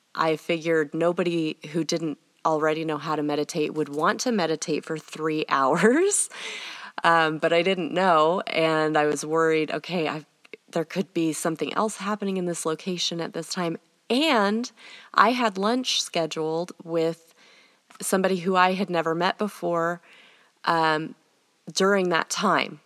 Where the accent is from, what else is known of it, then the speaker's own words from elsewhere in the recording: United States; also born or lived in England; for me as an American